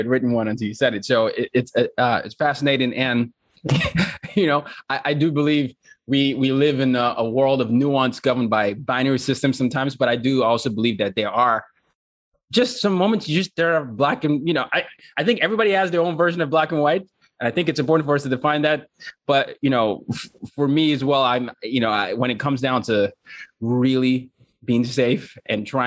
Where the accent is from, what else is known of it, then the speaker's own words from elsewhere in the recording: Nigeria; I'm from Nigeria